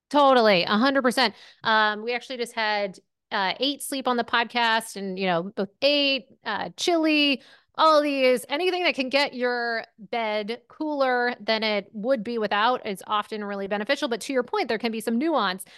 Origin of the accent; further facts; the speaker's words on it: Maine, United States; moved away as an adult; also born or lived in Syracuse, New York / Manhattan, New York; I grew up in Maine, uh, you know, right on the border of Canada